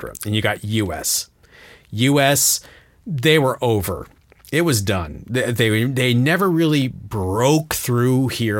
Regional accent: Ohio, United States; I'm just from Ohio.

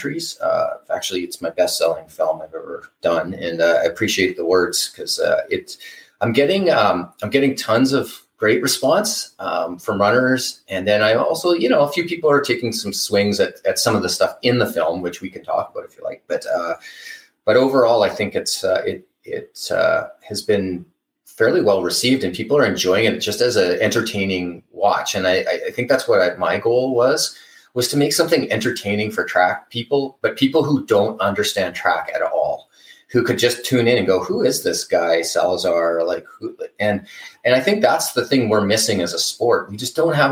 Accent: Canada; I'm Canadian

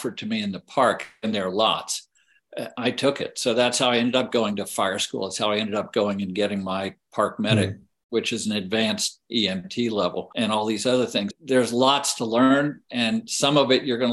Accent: Charlottesville, Virginia, United States; also born or lived in Lexington, Virginia; I grew up in Charlottesville, Virginia, which is the middle of the state of Virginia

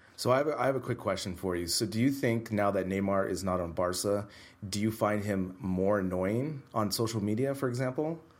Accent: Bay Area, California, United States; moved away as an adult; now in Madrid, Spain; back to the Bay Area, visit family

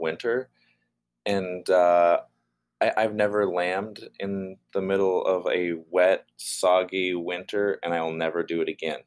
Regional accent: Union, Oregon, United States; I, I grew up in Northeast Oregon in a, a little town called Union

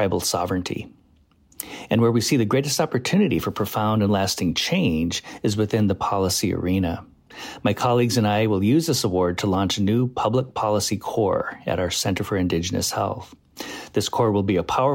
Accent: Pine Ridge, South Dakota, United States; I'm Oglala Lakota from Pine Ridge, South Dakota

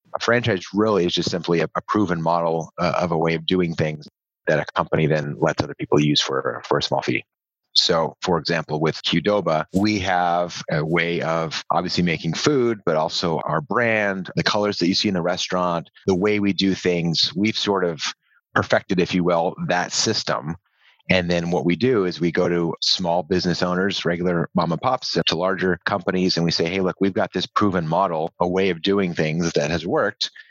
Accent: Southern California, United States; moved away as an adult; I grew up in Southern California.

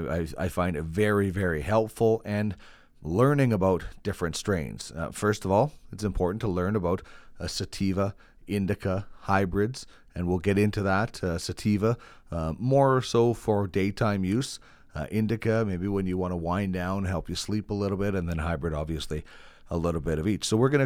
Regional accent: Brandon, Manitoba, Canada; now in Edmonton, Canada; My background is I was from Brandon, Manitoba. Started into broadcasting in 1997.

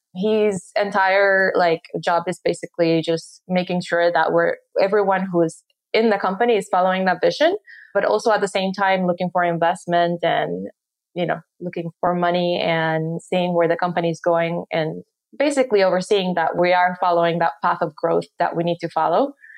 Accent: Puerto Rico; moved away as an adult; I'm from Puerto Rico. I grew up there. I went to high school there

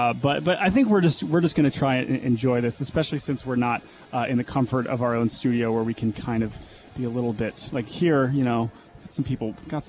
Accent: United States; So we grew up outside the Washington D.C. area.

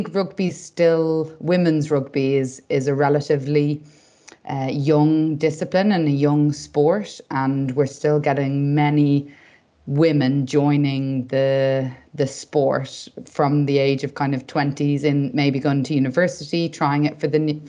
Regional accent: Dublin, Leinster, Ireland; moved away as an adult; now in England; I did my undergraduate degree in Dublin and I'm from Dublin. So I actually lived at home for the whole 5 years

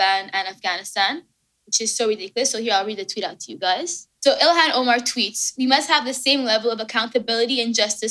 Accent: Canada; I'm Canadian.

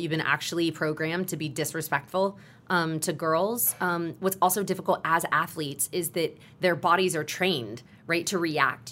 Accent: Texas, United States; I grew up in Texas where football is a religion

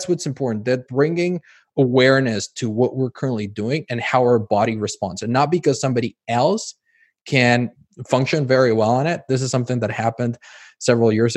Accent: Mexico; moved away; I grew up in Mexico, and it's very Americanized in terms of how food is processed.

